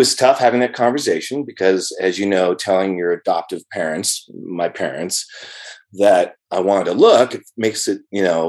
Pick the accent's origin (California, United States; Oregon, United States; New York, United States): California, United States; Moraga; also born or lived in San Francisco; about 6 weeks of age, I was home with my parents in Moraga, California, East Bay. And from there, I, you know, had a wonderful, loving family.